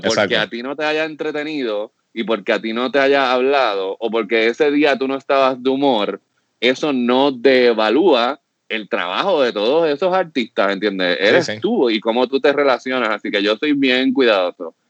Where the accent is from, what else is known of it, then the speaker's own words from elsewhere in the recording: Puerto Rico; como productor puertorriqueño